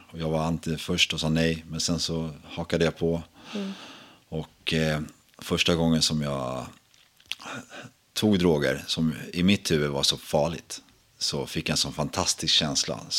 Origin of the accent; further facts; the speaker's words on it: Sweden; jag brukar säga att jag är från Sverige. Jag säga. Det är allt mellan Uppsala och Skåne har jag uppväxt.